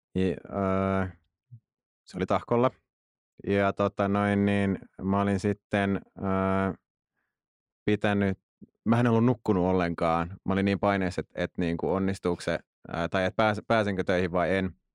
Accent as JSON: {"language": "Finnish", "town": "Tuusula", "region": "Uusimaa", "country": "Finland", "said": "mä oon Tuusulasta"}